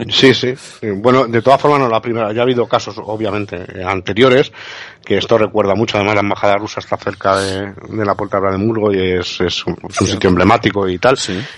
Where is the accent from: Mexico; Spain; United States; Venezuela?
Spain; ya sabemos cómo somos los españoles y tal, en plan coña, ¿no?